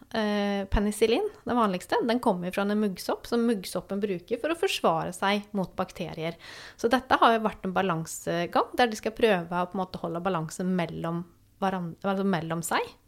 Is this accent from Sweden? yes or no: yes; Sweden; now in Norway; jeg kommer jo da fra Sverige